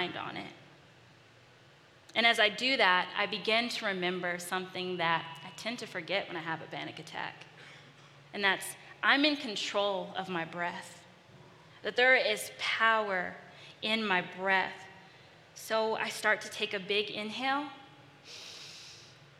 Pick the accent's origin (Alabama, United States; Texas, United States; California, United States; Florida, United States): California, United States; moved away; also born or lived in Los Angeles; I'm from California. I lived in Los Angeles